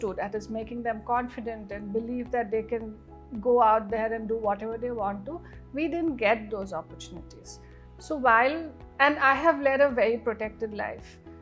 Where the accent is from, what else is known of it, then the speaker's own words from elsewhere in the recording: Northeast India, India; moved away; we come from the Northeast where you know women are really empowered in the true sense of the word